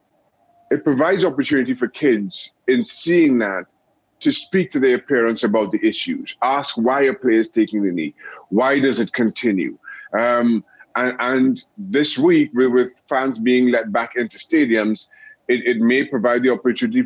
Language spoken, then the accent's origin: English; Trinidad & Tobago; moved away as an adult; also born or lived in United States / England; growing up in Trinidad and Tobago